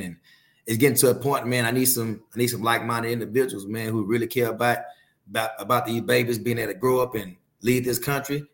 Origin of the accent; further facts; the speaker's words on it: Fort Worth, Texas, United States; growing up in Fort Worth, the worst zip codes of Fort Worth